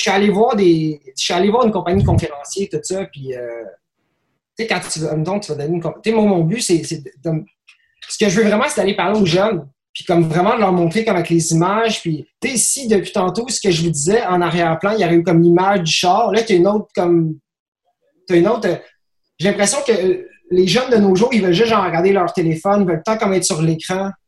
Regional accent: Quebec, Canada; je suis blanc, je suis québécois, je parle français

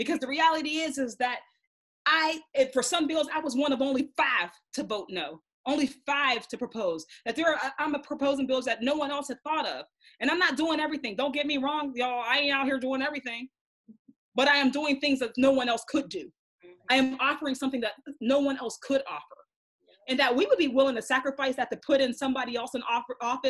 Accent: Braddock, Pennsylvania, United States; I'm from Braddock

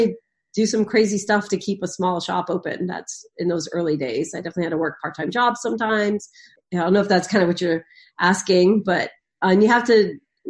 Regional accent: Eastern Massachusetts, United States; I'm from Eastern Massachusetts.

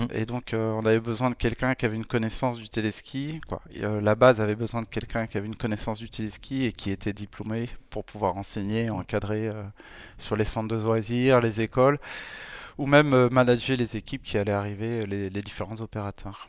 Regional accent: France; en tant que Français

